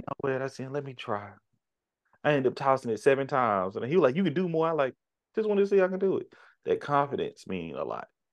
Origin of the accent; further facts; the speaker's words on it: United States; we were born and raised here